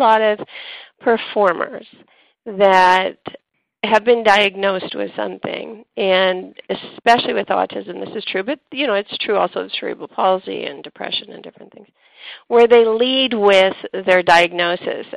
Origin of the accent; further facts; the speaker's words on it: Canada; accent: Canadian; my Canadian accent